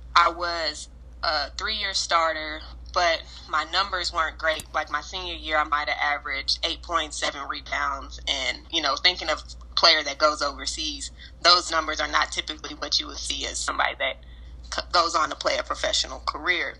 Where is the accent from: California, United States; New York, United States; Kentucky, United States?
Kentucky, United States; Lexington; also born or lived in United Kingdom; I'm a Lexington, Kentucky native. I moved here when I was in the sixth grade, so this is pretty much my home base